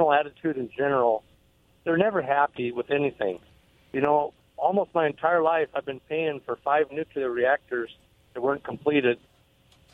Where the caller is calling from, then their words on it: Basin City, Washington, United States; I'm calling from Basin City